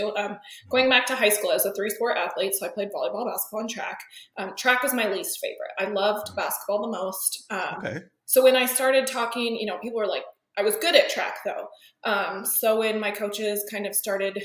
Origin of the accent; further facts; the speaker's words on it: Sheridan, Wyoming, United States; moved away as an adult; also born or lived in Laramie, Wyoming; now in Dallas, United States; I'm from Wyoming. I grew up in Sheridan, Wyoming